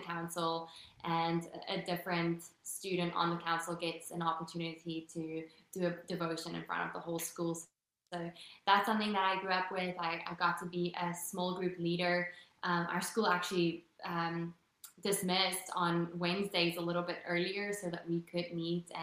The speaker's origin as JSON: {"language": "English", "region": "Western Cape", "country": "South Africa", "tie": "born or raised there", "also_born_or_lived": "New York", "first_language": "Afrikaans", "second_language": "English", "moved": "as an adult", "lives_now": "United States", "said": "Grew up in a really, really small town in South Africa"}